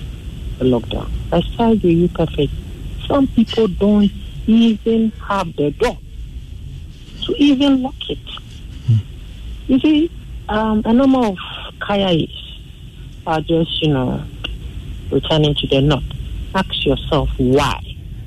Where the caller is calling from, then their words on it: Teshie, Greater Accra, Ghana; I'm calling from Teshi.